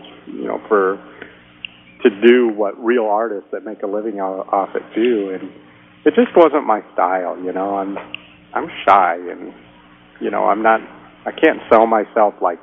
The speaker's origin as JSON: {"language": "English", "town": "Saugatuck", "region": "Michigan", "country": "United States", "tie": "born or raised there", "moved": "yes", "lives_now": "Houston, United States", "said": "I grew up in Saugatuck, which is a kind of an art community"}